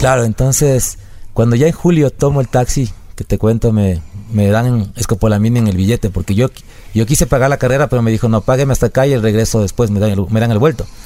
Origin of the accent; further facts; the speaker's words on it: El Corazón, Cotopaxi, Ecuador; also born or lived in Quevedo; nací en Quevedo, pero toda mi vida viví en El Corazón, que es un es un, una parroquia del cantón Pangua de la provincia de Cotopaxi